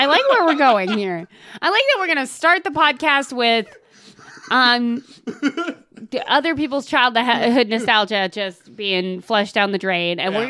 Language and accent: English; Texas, United States; now in Ireland; I am from Texas, but I live in Ireland, and I miss Taco Bell.